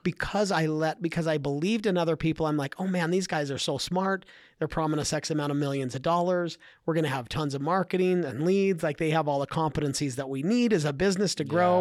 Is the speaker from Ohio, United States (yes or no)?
no; Idaho, United States; I grew up in Idaho